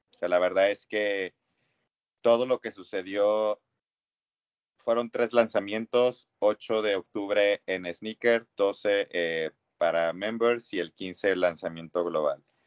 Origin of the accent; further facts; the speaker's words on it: Mexico; como mexicano que lo vives todos los años